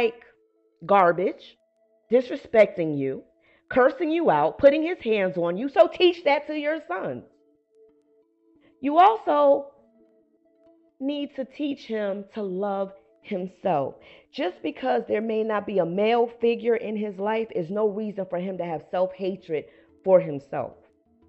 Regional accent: Paterson, New Jersey, United States; moved away as an adult; now in Atlanta, United States; I come from Paterson, New Jersey

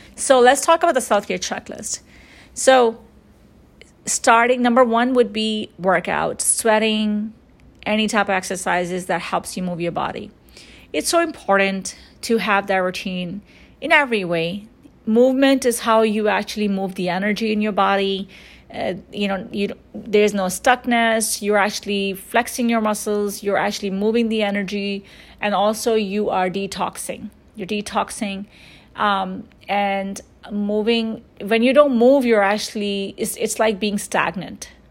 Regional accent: New York, United States; growing up in New York

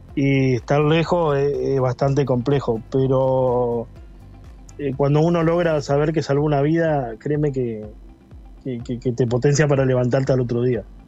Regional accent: La Paloma, Rocha, Uruguay; moved away as an adult; now in Argentina; Soy hijo de la Escuela 52, soy hijo del Liceo La Paloma

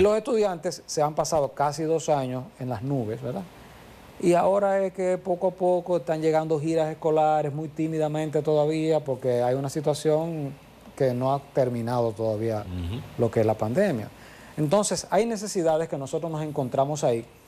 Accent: Santiago de los Caballeros, Santiago, Dominican Republic; todos somos aquí de Santiago

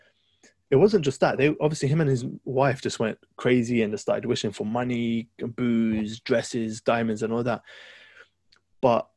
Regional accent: London, United Kingdom; That's my hometown.

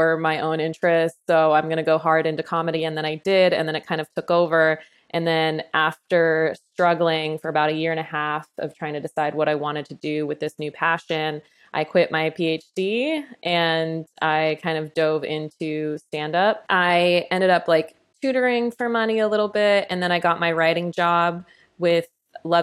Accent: Utah, United States; also born or lived in Texas; now in California, United States; I grew up in Utah.

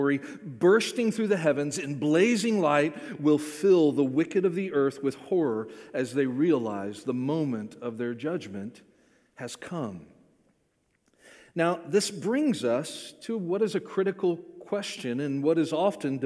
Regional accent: Florida, United States; I grew up in Florida

